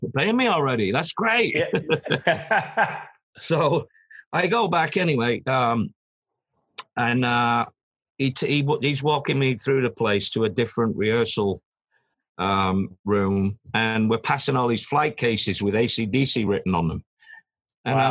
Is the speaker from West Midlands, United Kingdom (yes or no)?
no; Manchester, North West England, United Kingdom; moved away; also born or lived in London; I come from Manchester, but I'd moved down to London